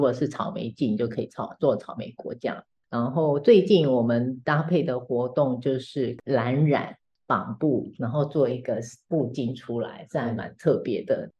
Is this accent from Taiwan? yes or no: yes; Taipei, Taiwan; 我是台北人